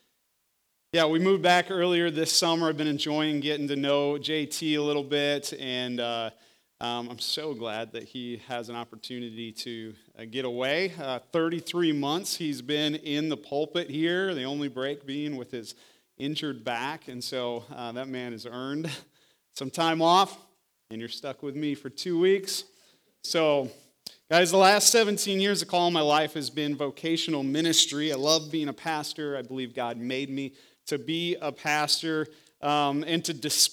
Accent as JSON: {"language": "English", "region": "Iowa", "country": "United States", "tie": "born or raised there", "moved": "as an adult", "said": "I was born and raised in Iowa"}